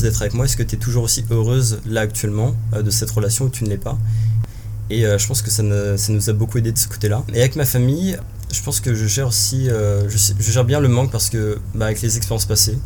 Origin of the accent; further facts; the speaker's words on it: Angers, Pays de la Loire, France; moved away as an adult; also born or lived in Paris region / South Korea / England; now in Montreal, Canada; originellement, je viens de la région parisienne, mais après, j'ai déménagé avec ma famille quand j'avais une dizaine d'années. Et euh, euh, j'ai euh, effectué mon collège, lycée et université à Angers